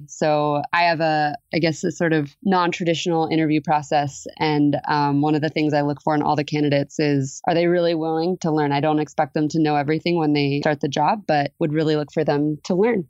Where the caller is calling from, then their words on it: San Diego, California, United States; I'm calling in from San Diego, California today.